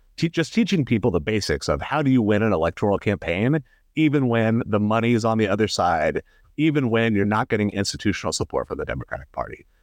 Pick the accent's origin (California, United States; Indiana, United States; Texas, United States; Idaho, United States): Indiana, United States; Indianapolis; I grew up in Irvington